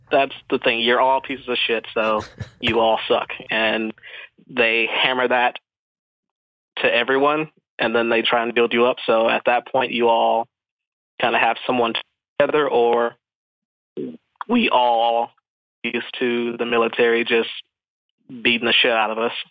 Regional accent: Georgia, United States; born there; also born or lived in the South; I'm a military brat, so I grew up in the South and then a bunch of other places. I was born in the South, though. Yeah, born in Georgia.

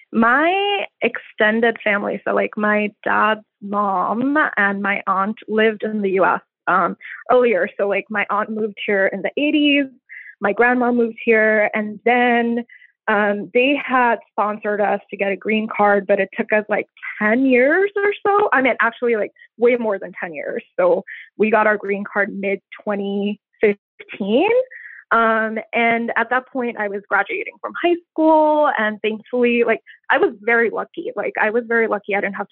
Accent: India; moved away as an adult; now in United States; I grew up in India in many different cities. We moved around a lot. And then when I turned 18, I moved here.

